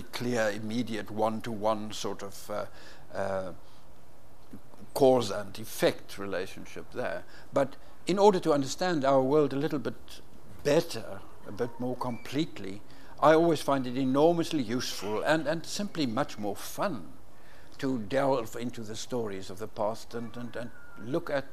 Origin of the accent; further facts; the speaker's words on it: South Africa; growing up in South Africa